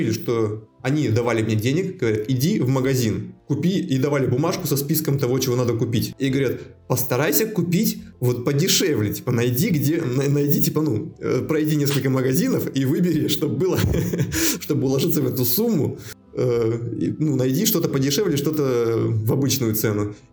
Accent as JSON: {"language": "Russian", "town": "Megion", "region": "Khanty-Mansi Autonomous Okrug", "country": "Russia", "also_born_or_lived": "Omsk, Russia", "moved": "as an adult", "lives_now": "Moscow, Russia", "said": "Мегион, ну, как... Сибирь? Ну да, Тюменская область"}